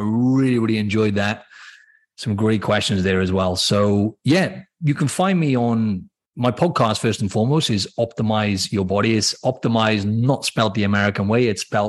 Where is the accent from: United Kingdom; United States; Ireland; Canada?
United Kingdom; Cardiff, Wales; accent: Welsh; So for anyone who doesn't know, in Wales, I'm from the city, the capital, C